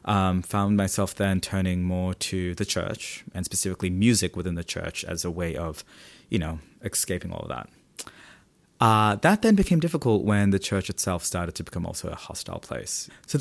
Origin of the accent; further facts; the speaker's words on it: Philippines; now in Sydney, Australia; We grew up Catholic in the Philippines, and then eventually as we started to immigrate into Australia and we left our Catholic family behind and then joined our Protestant family in Sydney